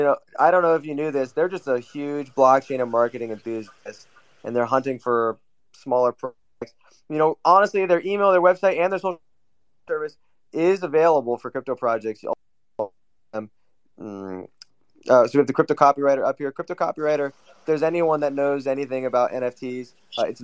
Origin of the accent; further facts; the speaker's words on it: Newcastle upon Tyne, North East England, United Kingdom; I'm from Newcastle